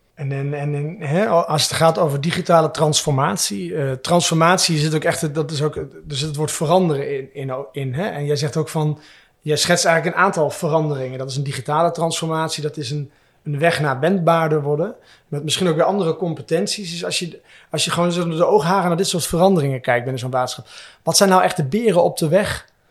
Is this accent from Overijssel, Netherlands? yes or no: yes; Twente, Overijssel, Netherlands; ik kom zelfs uit Twente